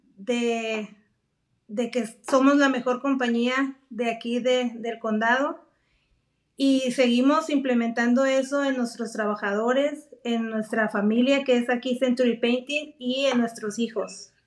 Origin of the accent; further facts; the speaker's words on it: Mazatlán, Sinaloa, Mexico; moved away as an adult; now in San Diego, United States; soy nacida en Mazatlán, Sinaloa. Me vine a la edad de los 18 años